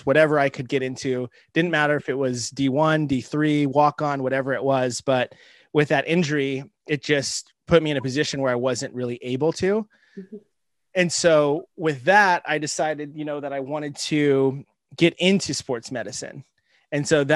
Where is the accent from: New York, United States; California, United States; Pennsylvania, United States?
California, United States; Southern; also born or lived in Boston; now in Albany, California, United States; I grew up in Southern California